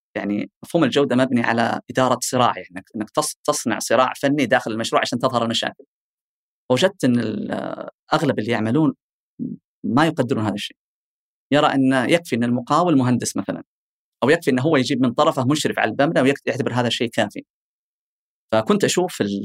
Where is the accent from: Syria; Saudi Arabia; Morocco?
Saudi Arabia; Eastern Province; عندنا بالشرقيه